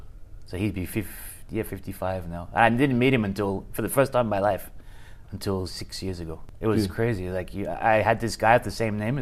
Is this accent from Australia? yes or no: yes; Australia; now in Japan; Australian, born and raised in Australia.